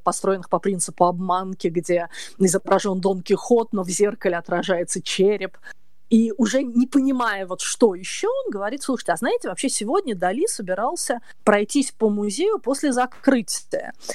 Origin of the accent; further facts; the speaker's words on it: Moscow, Russia; я девочка из Москвы с косичками